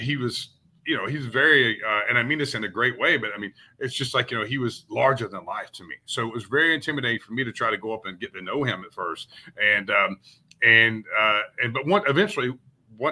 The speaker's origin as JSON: {"language": "English", "town": "Brunswick", "region": "Georgia", "country": "United States", "tie": "born or raised there", "also_born_or_lived": "Valdosta, Georgia / Atlanta, Georgia / Marietta, Georgia / Orlando, Florida", "said": "I grew up in Brunswick, Georgia, which is about an hour north, right on the Georgia-Florida line of Jacksonville, Florida."}